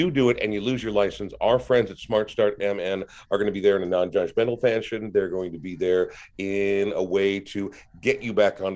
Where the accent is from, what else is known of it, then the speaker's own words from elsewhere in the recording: Minnesota, United States; especially as Minnesotans, we're very provincial about these things